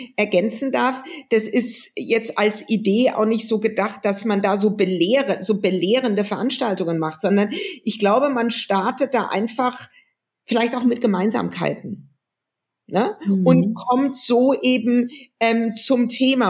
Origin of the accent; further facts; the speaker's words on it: West Germany, Germany; als Westdeutsche als jemand, der in Westdeutschland geboren wurde